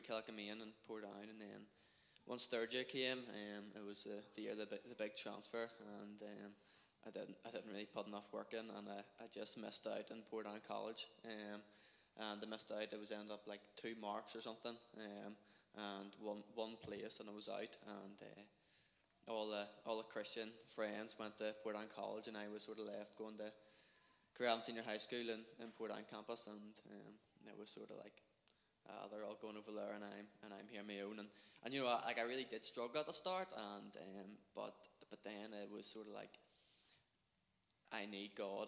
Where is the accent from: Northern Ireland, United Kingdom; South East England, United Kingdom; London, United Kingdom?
Northern Ireland, United Kingdom; Portadown; when I was growing up, I was brought up in the Methodist Church in Edenderry in Portadown.